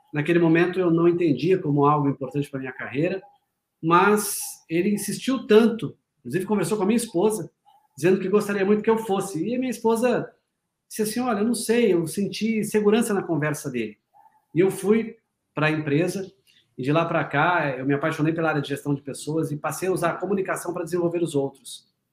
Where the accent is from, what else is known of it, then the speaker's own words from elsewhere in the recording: Paraná, Brazil; eu sou paranaense, mas trabalho muito em São Paulo